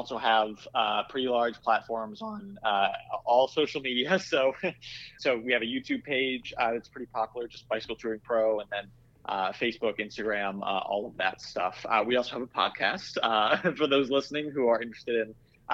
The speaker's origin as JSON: {"language": "English", "region": "Iowa", "country": "United States", "tie": "born or raised there", "moved": "yes", "said": "I grew up in Iowa, and I grew up working in bike shops"}